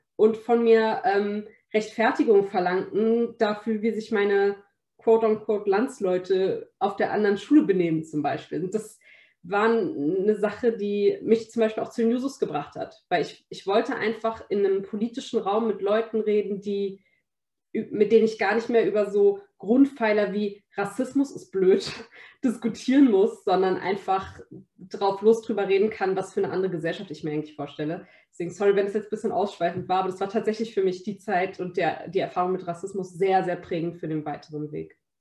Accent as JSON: {"language": "German", "region": "Berlin", "country": "Germany", "tie": "born or raised there", "said": "Berlin ist auf jeden Fall sehr multikulturell, Berlin ist bunt. Da, wo ich aufgewachsen bin, da, wo ich jetzt kandidiere"}